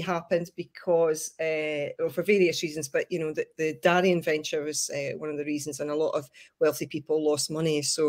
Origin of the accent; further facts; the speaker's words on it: Chester, North West England, United Kingdom; moved away; also born or lived in Scotland; initially I was brought up in Chester in England. My mum and dad moved there when I was a baby, and I always felt Scottish